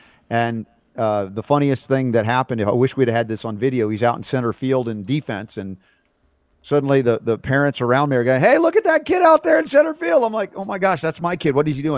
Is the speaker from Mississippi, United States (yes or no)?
no; Georgia, United States; I grew up in Georgia.